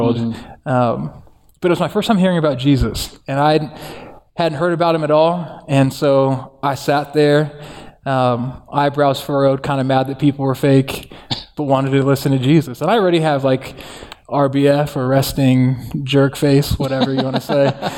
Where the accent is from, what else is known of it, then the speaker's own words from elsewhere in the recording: Santa Ana, California, United States; I grew up in Orange County in Santa Ana with my mom, who is Mexican, and my dad is Tongan